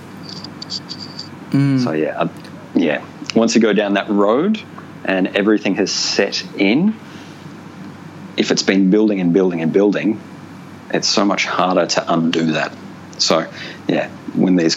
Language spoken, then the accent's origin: English; Ballarat, Victoria, Australia; moved away as an adult; also born or lived in Darwin; I grew up in Ballarat, which is in country Victoria, about an hour and a half northwest of Melbourne.